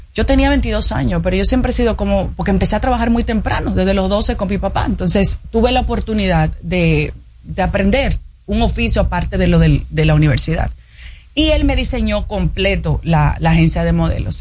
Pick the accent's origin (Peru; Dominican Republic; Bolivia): Dominican Republic; como dominicana que salgo a la calle preocupada por lo que pasa día a día